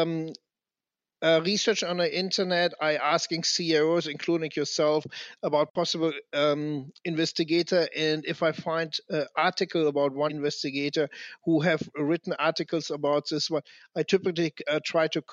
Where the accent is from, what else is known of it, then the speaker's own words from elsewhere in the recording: Germany; I come from Germany